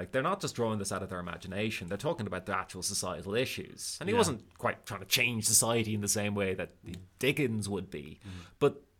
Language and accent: English; Bray, County Wicklow, Ireland; there's the one in my hometown.